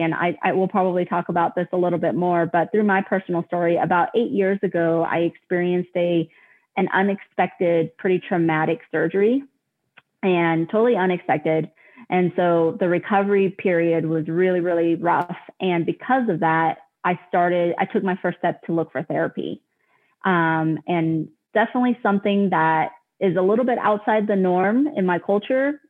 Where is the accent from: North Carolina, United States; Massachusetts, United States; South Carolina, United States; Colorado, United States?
Colorado, United States; I am actually from Colorado, born and raised.